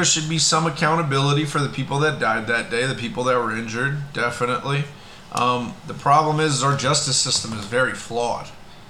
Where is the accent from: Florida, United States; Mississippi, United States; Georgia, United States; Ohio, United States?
Florida, United States; South; now in Oregon, United States; the area where I grew up in South Florida over the years. The demographic has changed drastically. It's very Hispanic.